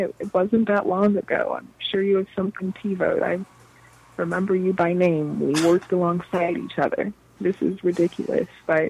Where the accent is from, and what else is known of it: Anchorage, Alaska, United States; born or raised there; also born or lived in Austin, Texas